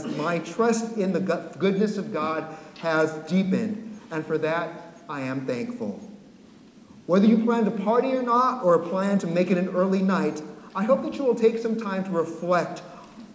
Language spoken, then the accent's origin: English; San Francisco, California, United States; moved away as an adult; also born or lived in Santa Cruz Mountains, California; now in Massachusetts, United States; Born and raised in San Francisco